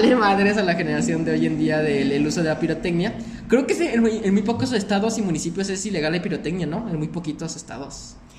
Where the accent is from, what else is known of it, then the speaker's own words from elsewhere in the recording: Celaya, Guanajuato, Mexico; nosotros somos de aquí, de Celaya